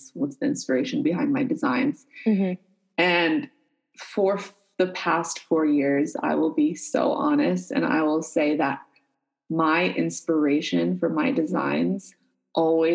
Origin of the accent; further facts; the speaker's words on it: United States; I'm American